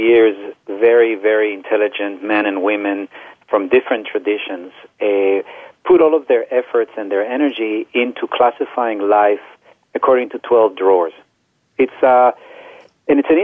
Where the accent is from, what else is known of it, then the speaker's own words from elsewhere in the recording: Israel; now in United States; I grew up in Israel